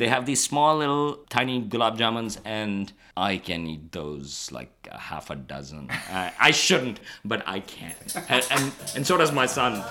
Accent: Pakistan; moved away; growing up in Pakistan

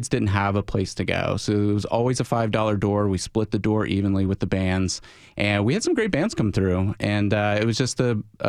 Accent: Alabama, United States; I grew up in a very small, I grew up in Alabama, and we didn't have a lot of access to independent music, basically.

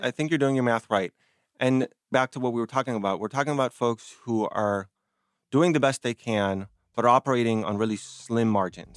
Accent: Argentina; moved away; I come from Argentina

